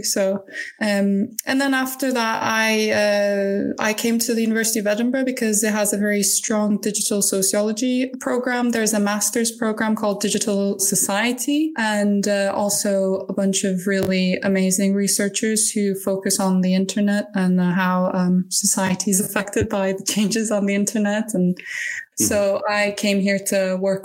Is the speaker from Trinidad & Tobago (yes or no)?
no; Turkey; moved away; I'm originally from Turkey